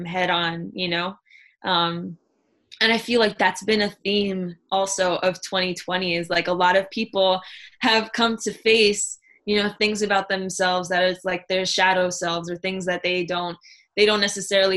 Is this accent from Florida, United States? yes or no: yes; Miami, Florida, United States; the American Airlines Arena in Miami, that would, you know, in my hometown